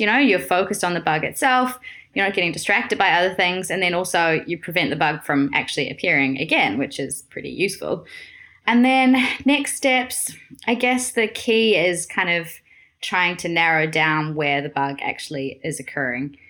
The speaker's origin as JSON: {"language": "English", "country": "New Zealand", "moved": "as an adult", "lives_now": "Amsterdam, Netherlands", "said": "I'm originally from New Zealand"}